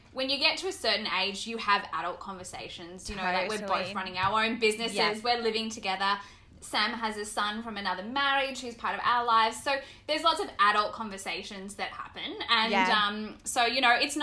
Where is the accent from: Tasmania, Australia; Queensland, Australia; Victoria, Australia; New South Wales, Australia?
Queensland, Australia; Bundaberg; moved away as an adult; I grew up in Bundaberg, country town in, mm-hmm, north, up north